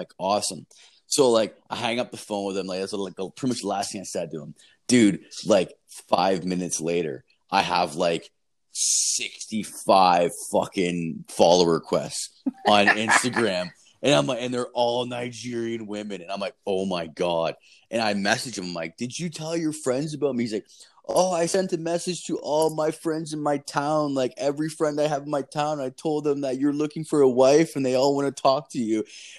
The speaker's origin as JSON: {"language": "English", "country": "Canada", "said": "I'm like, I'm from Canada."}